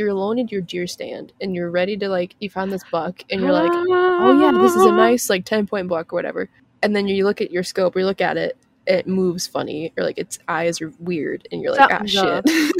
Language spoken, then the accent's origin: English; Appalachia, United States; I'm from the Appalachian Mountains.